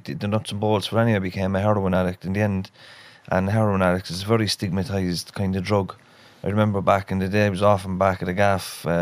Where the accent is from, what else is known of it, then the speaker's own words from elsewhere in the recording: Dublin, Leinster, Ireland; I'm actually originally from Dublin. I was born in the Coombe Hospital.